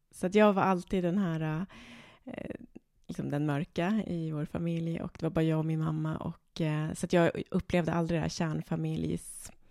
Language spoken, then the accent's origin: Swedish; Stockholm, Stockholm County, Sweden; Eh, jag är född på Söder, eh, på Södersjukhuset. Vi bodde där mitt första år och sen har vi flyttat runt otroligt mycket. Eh, jag bodde en period i Hässelby, jag bodde i Jakobsberg.